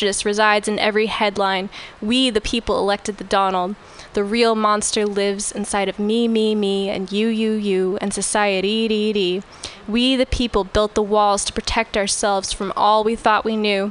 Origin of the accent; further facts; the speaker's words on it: Orange County, Southern California, United States; moved away as an adult; now in San Francisco, United States; I grew up in Orange County in Southern California, and I moved here 7 years ago